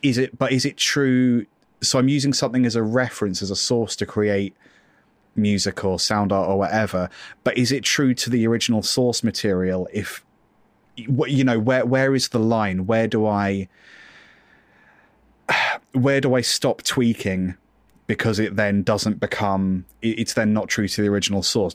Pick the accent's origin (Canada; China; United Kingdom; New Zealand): United Kingdom; I am British